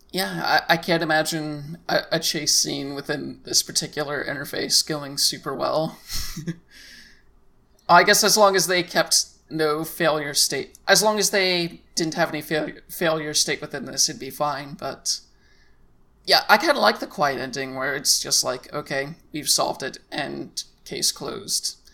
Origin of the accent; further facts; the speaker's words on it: United States; as a American player